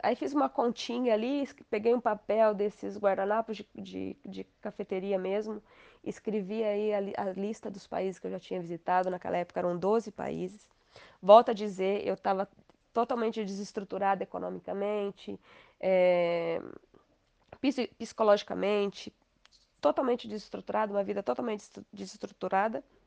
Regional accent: Inajá, Paraná, Brazil; also born or lived in Maringá / Lobato; Eu nasci em Maringá, a minha família é de Lobato, que é próxima a Maringá, então toda a minha família é dali, dali de Maringá, de, desculpa, de Lobato. E eu morei dos dois anos até, até os 18 anos em Inajá

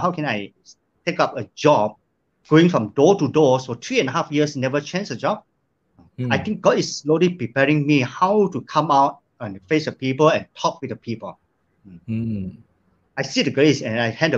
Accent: Sandakan, Sabah, Malaysia; moved away as an adult; now in Kota Kinabalu, Malaysia; moving back to my hometown, Sandakan.

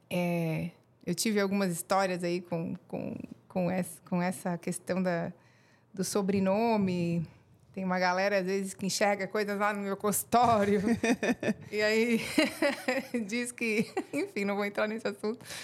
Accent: Rio Negro, Paraná, Brazil; born there; also born or lived in Mafra; E como não tinha maternidade em Mafra, eu nasci no Paraná, em Rio Negro.

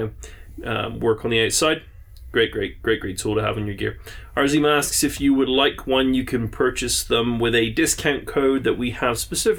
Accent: England, United Kingdom; I'm English

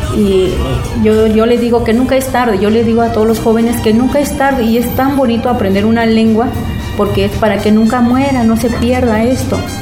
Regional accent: San Lucas Ojitlán, Oaxaca, Mexico; also born or lived in United States; now in Mexico City, Mexico; Mi pueblo es, eh, pertenece al estado de Oaxaca, se llama San Lucas Ojitlán

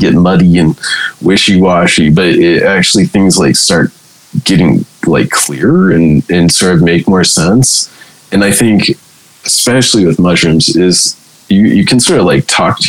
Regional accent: California, United States; accent: stonery California; My stonery California accent

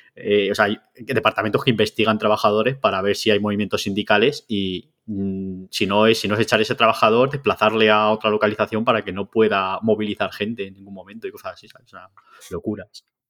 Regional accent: Basque Country, Spain; yo, que soy vasco, vuelvo a cuando estaba en la Tola

